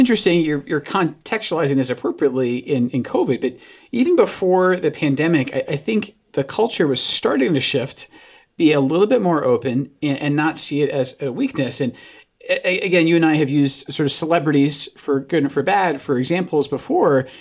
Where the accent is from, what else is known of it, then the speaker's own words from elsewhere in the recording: Scotland, United Kingdom; moved away as an adult; now in United States; got exported from America to Scotland where I grew up